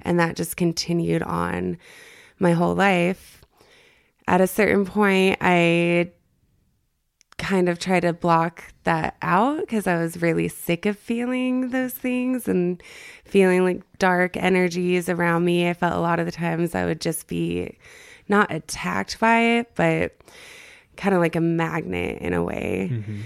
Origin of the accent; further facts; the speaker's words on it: El Paso, Texas, United States; moved away as an adult; also born or lived in Northern California; now in Utah, United States; I grew up in El Paso, Texas. Um, I moved to Northern California when I was eighteen and lived there for about nine or ten years, and now I'm here in Utah